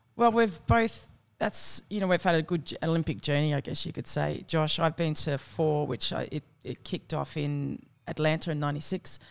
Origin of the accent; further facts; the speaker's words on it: Campbelltown, New South Wales, Australia; I grew up in, uh, southwest Sydney in Campbelltown